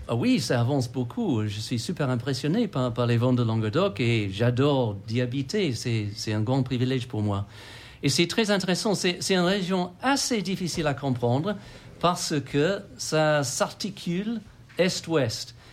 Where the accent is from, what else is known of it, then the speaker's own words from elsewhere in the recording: England, United Kingdom; French is a second language; moved away as an adult; also born or lived in Australia / Occitanie, France; now in France; je suis anglais d'origine